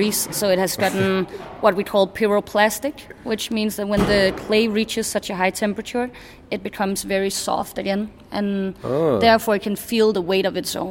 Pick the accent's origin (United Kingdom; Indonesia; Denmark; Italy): Denmark; Copenhagen, Capital Region of Denmark; moved away as an adult; also born or lived in Bornholm; now in Oslo, Norway; I'm from Copenhagen, but I study on Bornholm